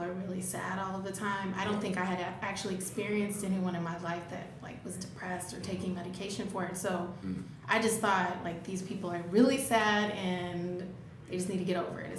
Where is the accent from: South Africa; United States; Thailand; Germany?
United States; Alabama; moved away; I grew up in Alabama, if you can hear the accent. It's still there.